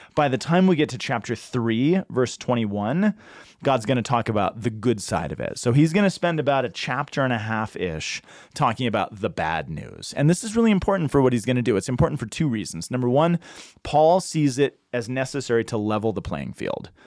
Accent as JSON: {"language": "English", "town": "Boulder", "region": "Colorado", "country": "United States", "said": "I'm from Boulder"}